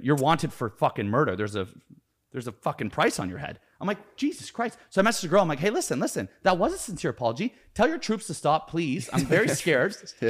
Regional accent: Canada; I'm Canadian.

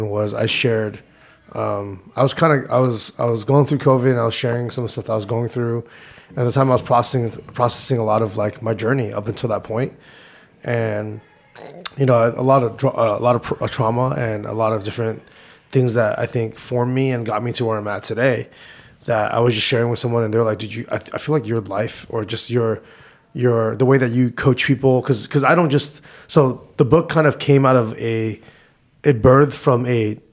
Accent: Whittier, California, United States; I was born in Whittier, California

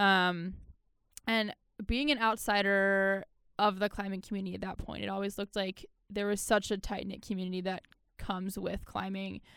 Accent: Baltimore, Maryland, United States; I'm from Maryland, Baltimore, Maryland

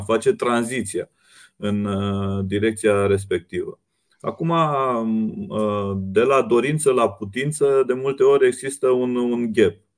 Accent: Romania; ca români și ca țară

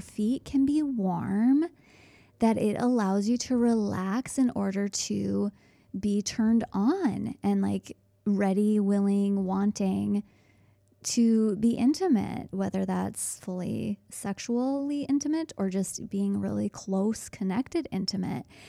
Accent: Midwest, United States; being so American and only knowing Fahrenheit.

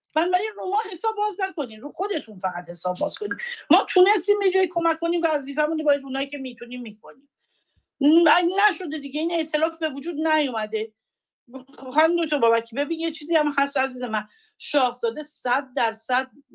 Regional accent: Iran; من به عنوان یک ایرانی

